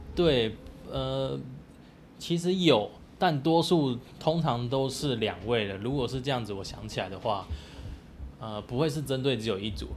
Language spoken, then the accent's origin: Chinese; Taipei, Taiwan; now in Chiayi, Taiwan; 我小时候是在台北市，就，就是练体育班的